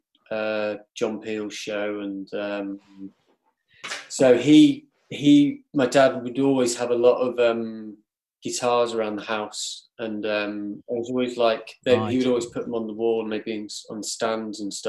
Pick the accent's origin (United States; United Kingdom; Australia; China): United Kingdom; Cornwall, South West England; now in Manchester, United Kingdom; I grew up in Cornwall, right down the very end of Cornwall, like right near Land's End